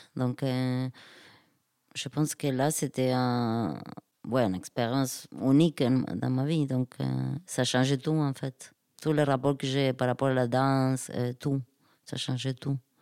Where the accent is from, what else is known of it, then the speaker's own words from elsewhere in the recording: Argentina; French is a second language; moved away; chez moi en Argentine